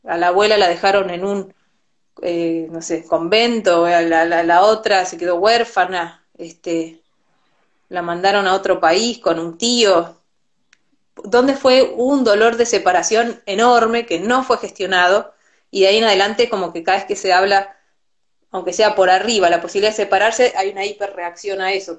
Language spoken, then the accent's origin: Spanish; Argentina; Yo nací en Argentina y conozco un montón de esta cultura porque me tocó nacer acá